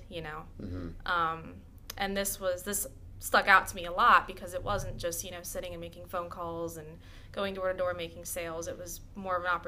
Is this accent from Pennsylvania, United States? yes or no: yes; Boyertown, Pennsylvania, United States; I have always grown up in the Boerton area. I graduated from Boerton High School in 2015, so I've always been in the area